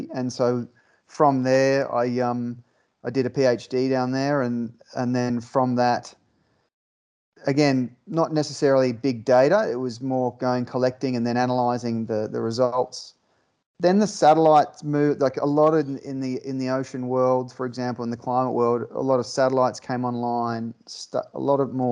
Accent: Queensland, Australia; I grew up in Queensland on the coast

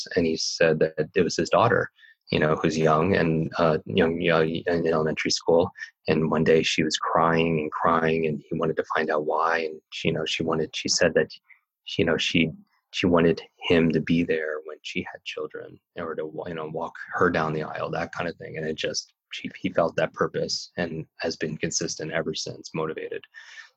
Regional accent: Northeast, United States; I grew up in the Northeast

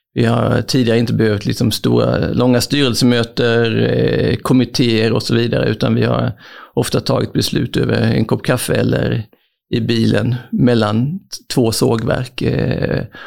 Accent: Växjö, Kronoberg County, Sweden; also born or lived in Malmö / Germany / France / Canada; jag är faktiskt född i Malmö Eh, men uppväxt i Växjö

